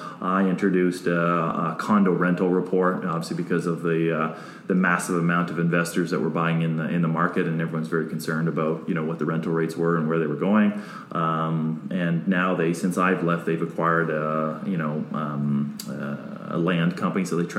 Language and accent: English; Guelph, Ontario, Canada; also born or lived in Dallas; I'm from Guelph, Ontario, so. an hour out of Toronto